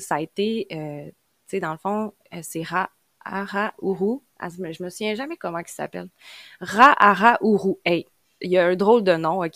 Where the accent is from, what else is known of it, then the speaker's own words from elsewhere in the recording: Quebec, Canada; accent: Québécois; je viens du Québec, donc vous l'entendez à mon accent